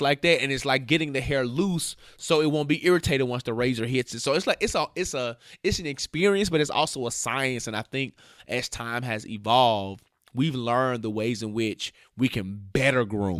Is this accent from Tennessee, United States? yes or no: yes; Memphis, Tennessee, United States; moved away; my barber in Memphis, my hometown